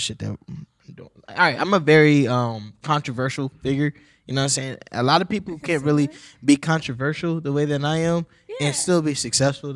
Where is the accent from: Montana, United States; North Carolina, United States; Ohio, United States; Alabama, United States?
Ohio, United States; Columbus; I'm from Columbus. I love Columbus.